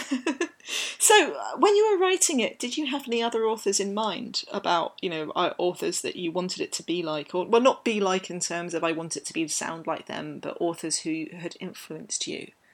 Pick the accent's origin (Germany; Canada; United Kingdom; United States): United Kingdom; London; I grew up in London